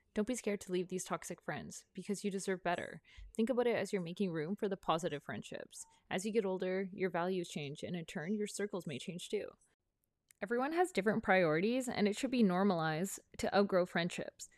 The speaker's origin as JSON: {"language": "English", "town": "Prince Rupert", "region": "British Columbia", "country": "Canada", "tie": "born or raised there", "moved": "yes", "said": "I'm from Prince Rupert, a small town in northern B C, and I'm still really good friends with a lot of my high school friends"}